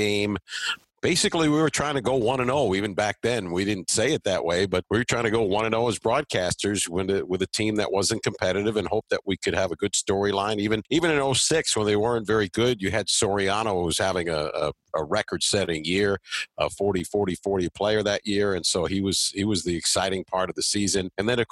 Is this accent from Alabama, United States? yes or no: no; New York, United States; moved away; when I was growing up in New York